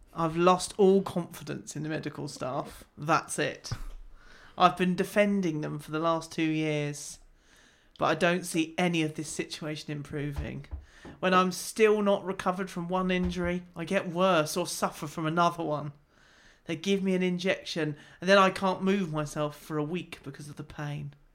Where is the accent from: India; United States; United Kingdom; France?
United Kingdom; we're British